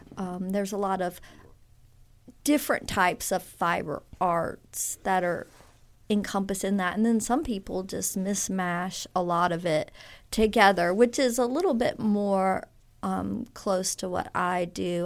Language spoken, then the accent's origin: English; Baton Rouge, Louisiana, United States; moved away as an adult; also born or lived in Texas; now in Oxford, United States; I really grew up in Louisiana in the Baton Rouge area